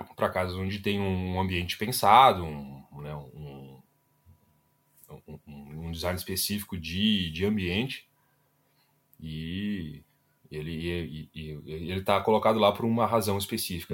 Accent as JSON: {"language": "Portuguese", "town": "Ivoti", "region": "Rio Grande do Sul", "country": "Brazil", "tie": "born or raised there", "lives_now": "Porto Alegre, Brazil", "said": "sou natural de Ivoti, né? Um municípiozinho minúsculo"}